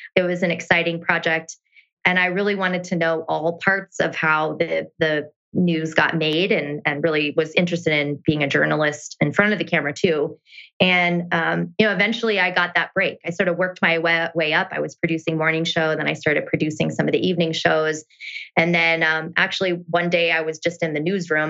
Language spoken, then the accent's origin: English; rural Iowa, United States; moved away; born and raised in a really small town of about 250 people in rural Iowa.